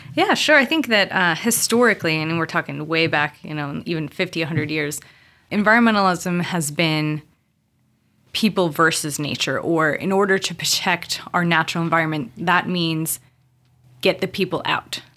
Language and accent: English; Montana, United States; moved away as an adult; also born or lived in Cameroon; now in San Diego, United States; growing up in Montana